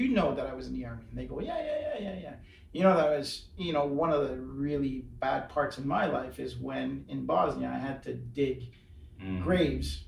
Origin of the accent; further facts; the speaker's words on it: Glasgow, Scotland, United Kingdom; being from Glasgow